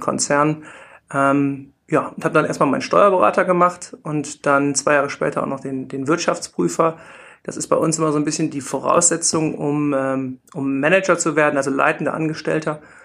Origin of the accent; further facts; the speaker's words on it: Rhineland, Germany; also born or lived in Munich; bin ich halt Rheinländer und wollte unbedingt auch wieder zurück ins Rheinland